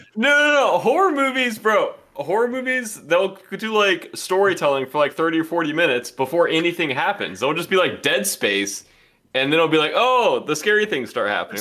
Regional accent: Georgia, United States; I'm from Georgia, so they didn't teach us anything.

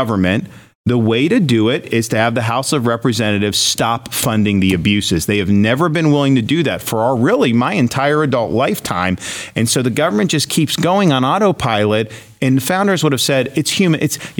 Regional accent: Florida, United States; Well, just think about we're in Texas, right? I'm from Florida.

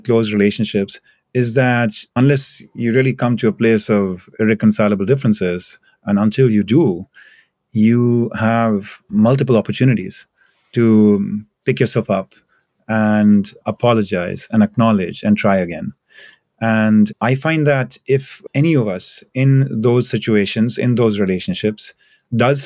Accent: India; moved away; I come from India

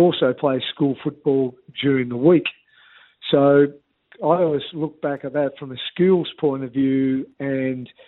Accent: Canberra, Australian Capital Territory, Australia; moved away as an adult; also born or lived in Hobart, Tasmania / Devonport, Tasmania; So we moved to Canberra when I was 9

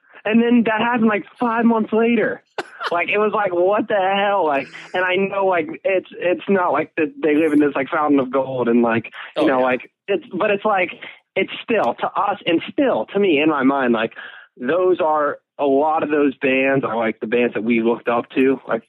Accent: Chicago, Illinois, United States; also born or lived in Milwaukee; Actually, I was born in Chicago and then my parents had me when we were like, they were like my age, like now, like 18.

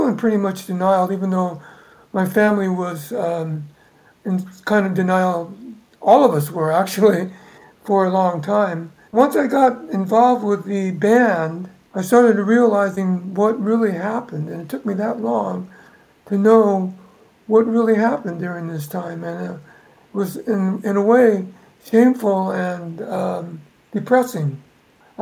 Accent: Bay Area, California, United States; also born or lived in Sacramento, California / Jerome, Arkansas / Cleveland, Ohio; I grew up in the Bay Area

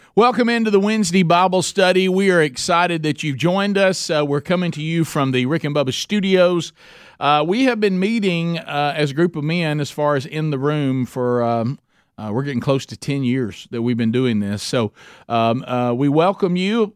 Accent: Oxford, Alabama, United States; Oxford, Alabama. That's my hometown

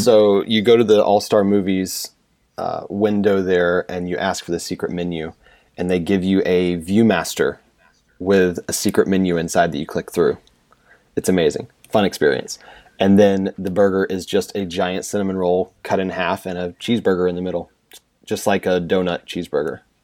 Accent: central North Carolina, United States; moved away as an adult; also born or lived in Northwest Indiana; I grew up in central North Carolina

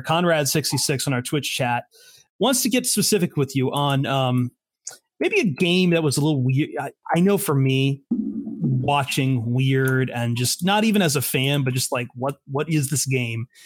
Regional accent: Toledo, Ohio, United States; I'm from Toledo

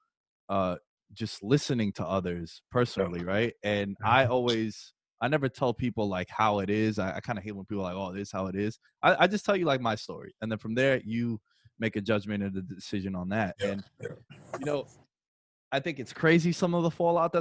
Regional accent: New York, United States; I'm from New York

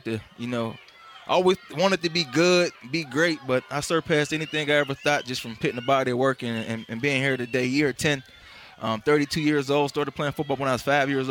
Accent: Pittsburgh, Pennsylvania, United States; moved away; I'm from Pittsburgh, born and raised too

